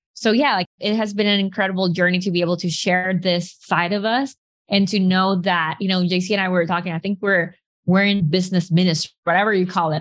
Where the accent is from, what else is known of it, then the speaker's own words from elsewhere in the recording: Nicaragua; moved away as an adult; also born or lived in Arkansas, United States; I'm from Nicaragua